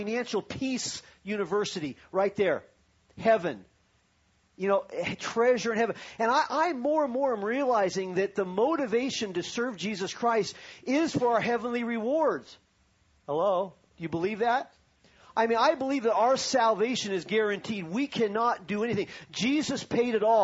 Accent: Long Beach, California, United States; I was born in Long Beach, California. My mom still lives in the same house where I was born.

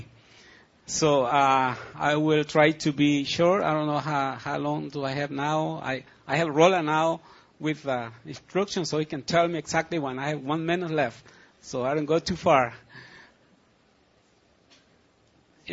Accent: El Salvador; English is a second language; now in Ridgecrest, United States; my country, El Salvador, Central America

